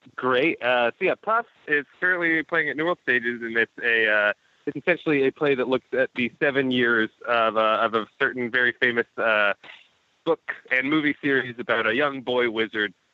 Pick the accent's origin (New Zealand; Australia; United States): United States; Texas; I was born in Texas and raised there